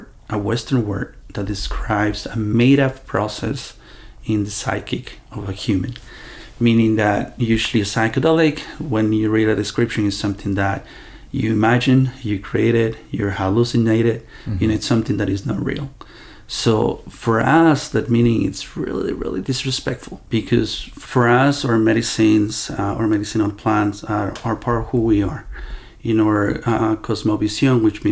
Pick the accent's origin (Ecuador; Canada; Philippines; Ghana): Ecuador; I was born in Ecuador from two mestizo parents